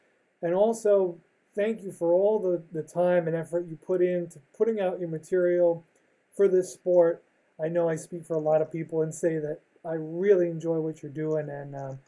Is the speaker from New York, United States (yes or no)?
yes; New York City, New York, United States; I grew up in New York City, not a lot of NASCAR going on